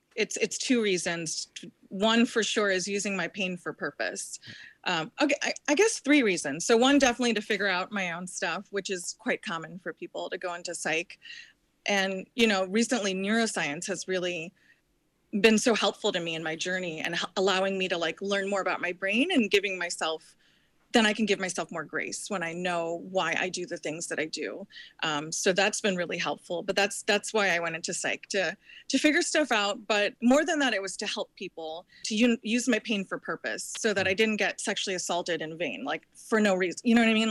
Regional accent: New Jersey, United States; moved away; I was born in Jersey

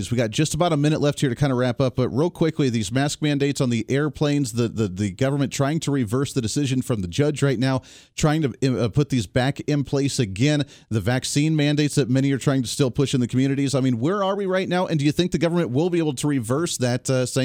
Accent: Colorado, United States; Michael, you and I need to do some rock climbing one of these days, man. That'd be a lot of fun. I come from Colorado

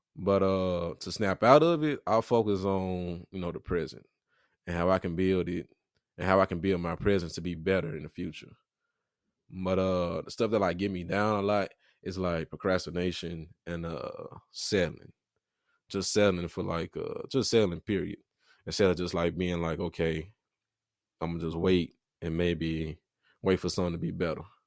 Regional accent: Memphis, Tennessee, United States; I'm from The Haven. If y'all ain't from Memphis, that's in Memphis

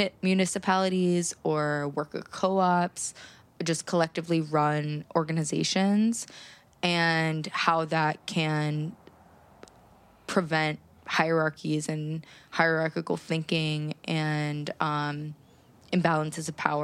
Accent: Pittsburgh, Pennsylvania, United States; now in New York, United States; I am from Pittsburgh, and I feel like kind of a small town girl.

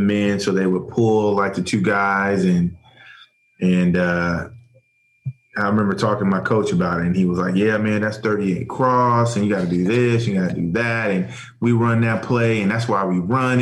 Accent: New England, United States; growing up in New England

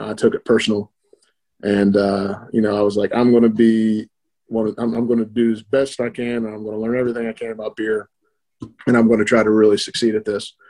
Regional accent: West Virginia, United States; born and raised in West Virginia

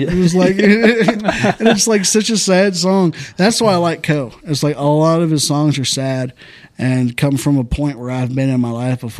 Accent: Santa Fe, Texas, United States; also born or lived in League City, Texas; I grew up in Santa Fe

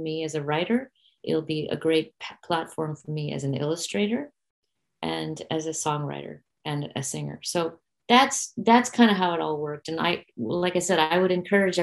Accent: India; I'm very specifically an Indian artist who brings Indian mythologies, art, music to the Western world

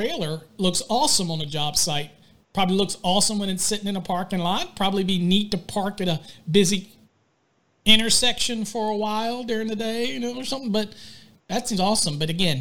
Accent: Virginia, United States; now in Texas, United States; I'm from Virginia, so I say drawer

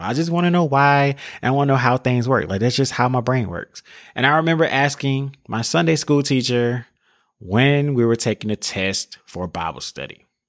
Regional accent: the South, United States; I'm from a small town, like I said earlier. I'm from the South.

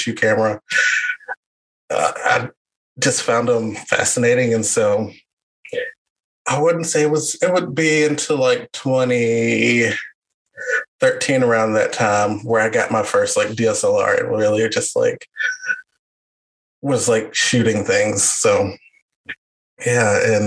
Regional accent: Meridian, Mississippi, United States; I'm from Meridian

